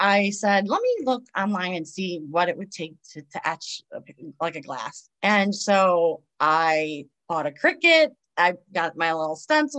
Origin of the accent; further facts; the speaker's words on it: Cleveland, Ohio, United States; I'm from Cleveland